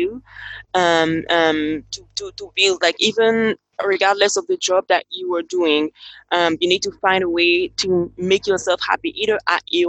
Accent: Cameroon; now in Dominica; I am from Cameroon, that is West Africa, and currently I'm located in Dominica

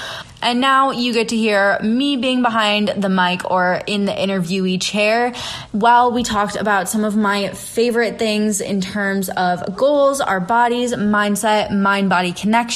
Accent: the Midwest, Minnesota, United States; now in Austin, United States; I live in Austin, Texas, but I was born and raised in the Midwest. So, you know, I grew up like Minnesota nice.

